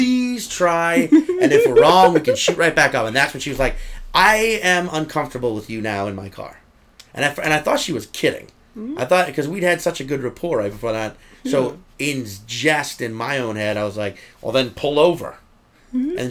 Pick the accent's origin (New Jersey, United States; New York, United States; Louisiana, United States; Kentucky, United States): Louisiana, United States; New Orleans; I'm from New Orleans